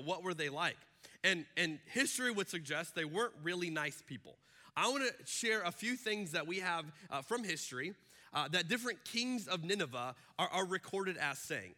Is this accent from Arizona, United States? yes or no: yes; Arizona, United States; I'm from Arizona, where they do not do daylight savings time.